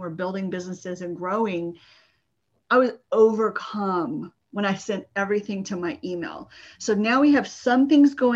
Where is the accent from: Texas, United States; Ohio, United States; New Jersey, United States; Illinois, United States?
Texas, United States; San Antonio; I grew up in Texas in the suburb of San Antonio.